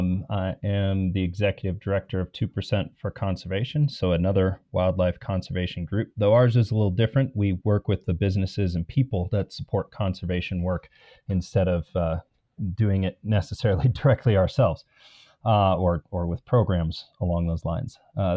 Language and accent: English; Midwest, United States; now in Montana, United States; I'm originally from the Midwest, but moved out here to Montana back in 2007.